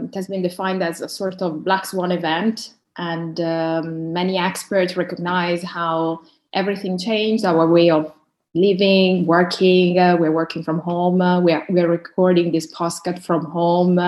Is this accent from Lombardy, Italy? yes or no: yes; Milan, Lombardy, Italy; now in London, United Kingdom; I was born and raised up in Milan from an Eritrean family, and now I'm working in London